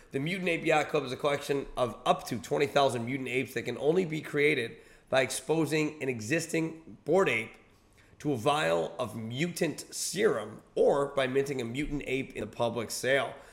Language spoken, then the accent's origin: English; Buffalo, New York, United States; moved away; I was in Buffalo, New York, my hometown